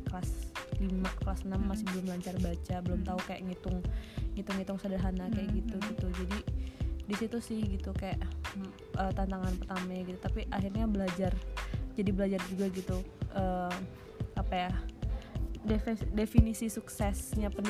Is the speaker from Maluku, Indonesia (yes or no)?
no; Bandung, West Java, Indonesia; kalau kita kan dari Bandung ya kelihatan ya intonasi mana yang marah mana yang enggak